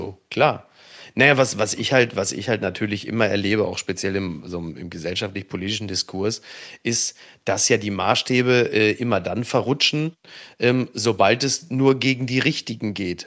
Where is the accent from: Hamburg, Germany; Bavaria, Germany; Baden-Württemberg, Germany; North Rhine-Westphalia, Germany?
North Rhine-Westphalia, Germany; Ruhr area; ich komme aus dem Ruhrgebiet